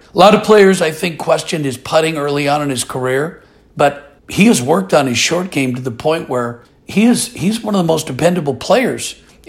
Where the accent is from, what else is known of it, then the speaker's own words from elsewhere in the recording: Portland, Oregon, United States; I'm originally from Portland, Oregon, and I'm a proud University of Oregon Duck, and I love being from the Pacific Northwest.